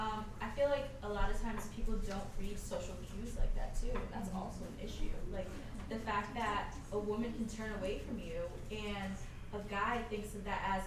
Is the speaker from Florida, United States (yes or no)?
no; New York, United States; moved away; I'm from New York